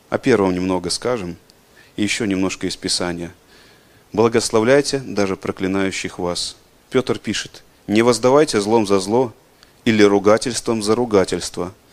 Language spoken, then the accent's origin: Russian; Belarus; мы, белорусы